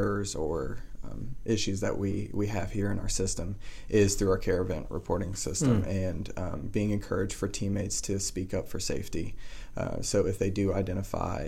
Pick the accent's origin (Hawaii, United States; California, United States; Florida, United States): Florida, United States; Titusville; moved away as an adult; also born or lived in Orlando, Florida / Fayetteville, North Carolina; now in Charlotte, United States; I grew up in Titusville, Florida.